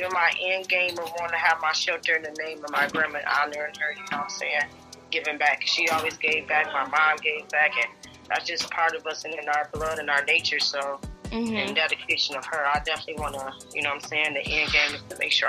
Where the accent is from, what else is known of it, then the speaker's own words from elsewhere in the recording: Jackson, Michigan, United States; Yeah, I'm from Jackson, Michigan.